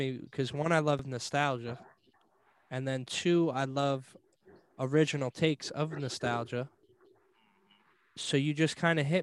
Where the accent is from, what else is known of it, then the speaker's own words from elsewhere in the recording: New York, United States; growing up in New York, there was always so much stuff going on.